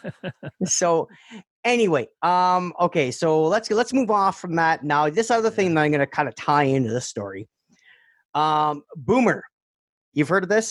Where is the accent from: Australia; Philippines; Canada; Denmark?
Canada; also born or lived in Mississauga; I'm just Canadian